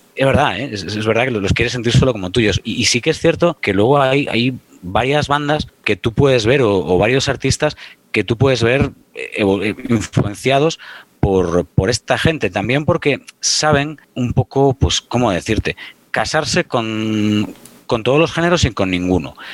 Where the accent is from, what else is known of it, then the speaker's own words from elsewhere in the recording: Pontevedra, Galicia, Spain; soy de Pontevedra